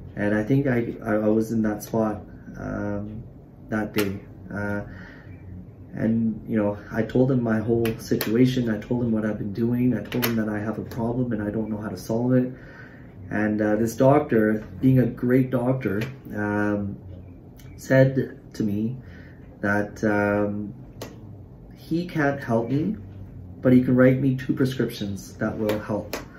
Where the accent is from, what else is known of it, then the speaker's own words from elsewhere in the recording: Surrey, British Columbia, Canada; I'm from Surrey